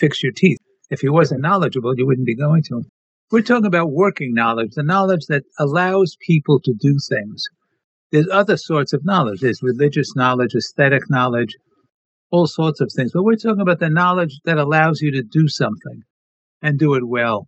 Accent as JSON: {"language": "English", "town": "New York City", "region": "New York", "country": "United States", "tie": "born or raised there", "said": "growing up in Brooklyn, New York"}